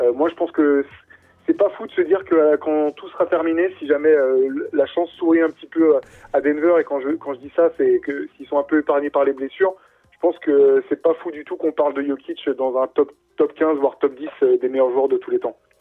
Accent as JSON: {"language": "French", "country": "France", "said": "nous, en tant que Français"}